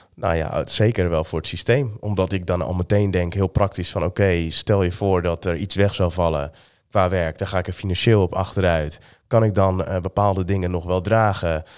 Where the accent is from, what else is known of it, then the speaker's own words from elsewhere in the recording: Amsterdam, North Holland, Netherlands; ik ben geboren in Amsterdam